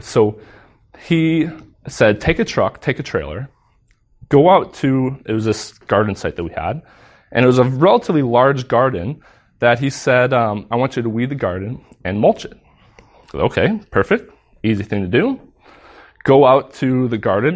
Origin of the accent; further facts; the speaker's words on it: United States; moved away; I'm American